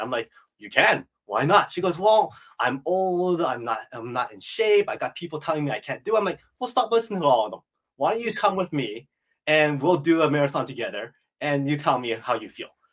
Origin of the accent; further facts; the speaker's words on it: Edmonton, Alberta, Canada; I was born and raised in Edmonton, Alberta